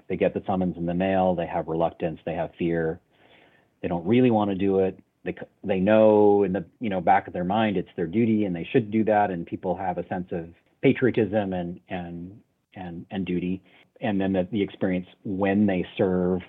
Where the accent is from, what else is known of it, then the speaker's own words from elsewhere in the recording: Canada; I'm a Canadian